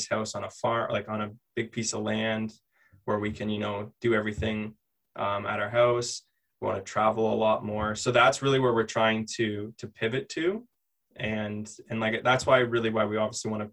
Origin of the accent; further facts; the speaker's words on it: London, Ontario, Canada; we're from London